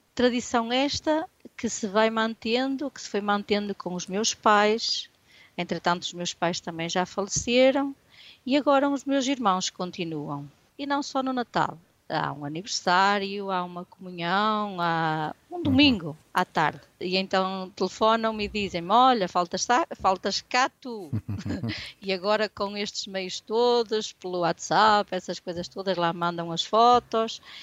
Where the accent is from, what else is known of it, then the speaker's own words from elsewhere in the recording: Barcelos, Norte, Portugal; moved away as an adult; also born or lived in Santa Maria da Feira / Spain; eu saí do Dorrães